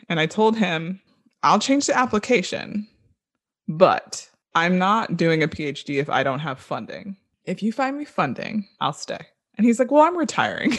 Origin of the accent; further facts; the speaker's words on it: Orlando, Florida, United States; I grew up in Orlando, Florida